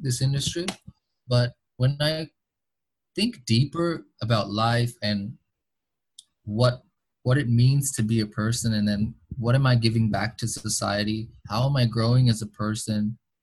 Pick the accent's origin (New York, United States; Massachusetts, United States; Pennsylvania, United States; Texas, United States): Massachusetts, United States; Boston; first language English; now in Bangladesh; even though I was born in Bangladesh, I, I grew up in, in Boston in Massachusetts in the United States